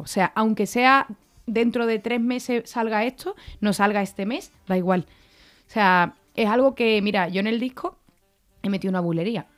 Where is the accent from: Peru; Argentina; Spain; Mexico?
Spain; the same land as Paco de Lucía, Andalusia; que es de mi tierra también